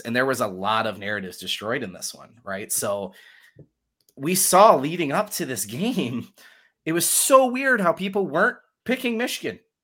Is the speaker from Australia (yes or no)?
no; Germany; moved away; I was born in Germany, and I lived in Germany